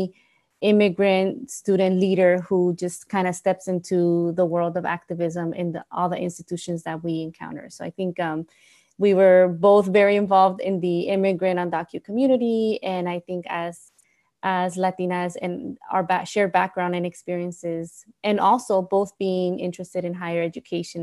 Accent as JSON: {"language": "English", "area": "San Gabriel Valley, Los Angeles", "region": "California", "country": "United States", "tie": "born or raised there", "also_born_or_lived": "Mexico", "said": "born in Mexico, raised in San Gabriel Valley in the area of Los Angeles"}